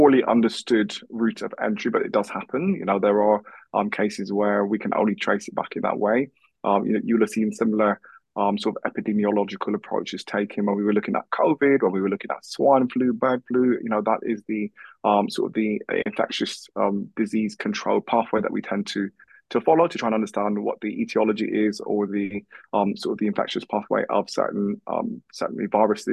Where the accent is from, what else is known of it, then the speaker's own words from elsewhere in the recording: London, United Kingdom; also born or lived in United States / South Korea / Peterborough; now in Manchester, United Kingdom; I was born in London, so Croydon.